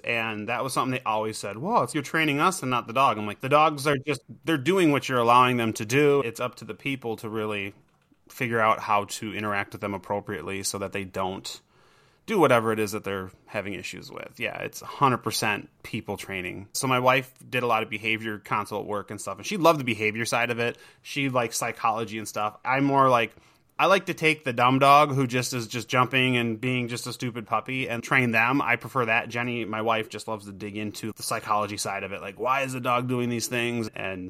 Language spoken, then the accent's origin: English; Minnesota, United States; Minnesota. So we're like north of Minneapolis by about an hour.